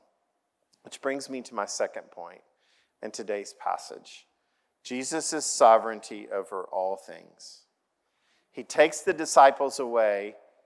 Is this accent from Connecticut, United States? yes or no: no; Oklahoma, United States; I grew up in Oklahoma